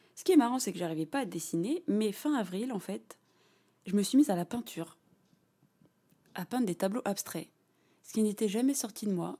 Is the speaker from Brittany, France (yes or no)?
no; Lognes, Île-de-France, France; j'ai grandi à Logne